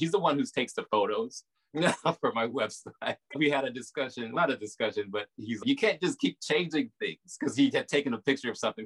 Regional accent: the South, United States; accent: Southern; moved away as an adult; now in New York, United States; my Southern accent

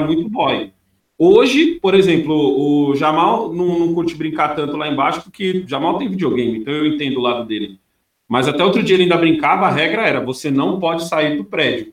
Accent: São Paulo, Brazil; moved away as an adult; also born or lived in São Caetano do Sul; now in Australia; eu nasci em São Caetano, mas minha mãe, a vivência minha foi toda entre ali a Vila Prudente e a Moca

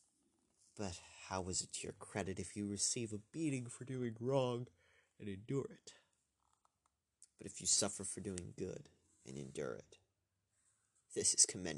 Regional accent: United States; I'm an American

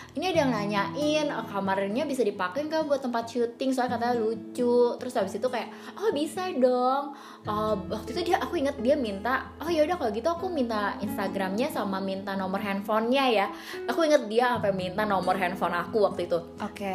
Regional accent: Tangerang, Banten, Indonesia; kita warga Tangerang

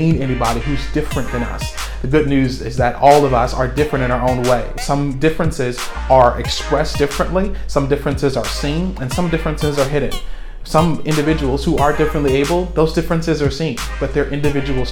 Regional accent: Central Falls, Rhode Island, United States; moved away; my old hometown

